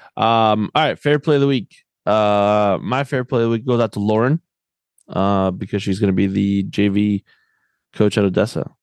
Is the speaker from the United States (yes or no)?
no; Argentina; moved away; growing up in Argentina